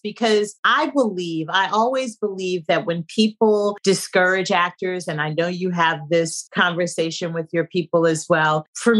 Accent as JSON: {"language": "English", "town": "San Francisco", "region": "California", "country": "United States", "tie": "born or raised there", "also_born_or_lived": "New York", "moved": "yes", "said": "I'm from San Francisco, born and raised. I grew up in the late 60s."}